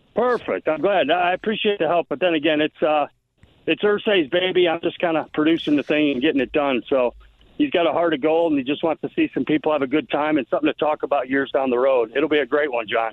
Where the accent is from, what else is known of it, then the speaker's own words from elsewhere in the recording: Detroit, Michigan, United States; I wasn't a huge Tiger fan growing up in the Detroit area